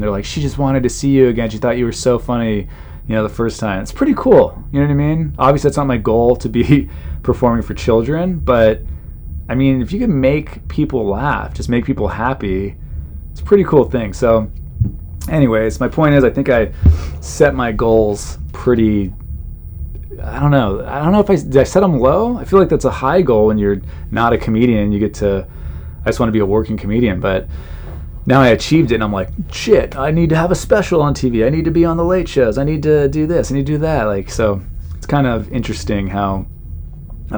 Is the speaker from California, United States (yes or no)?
yes; Southern California, United States; I grew up in Southern California.